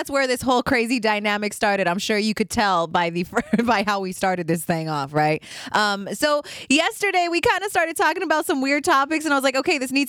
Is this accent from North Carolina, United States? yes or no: no; Los Angeles, California, United States; moved away as an adult; also born or lived in San Francisco Bay Area; I'm from Los Angeles.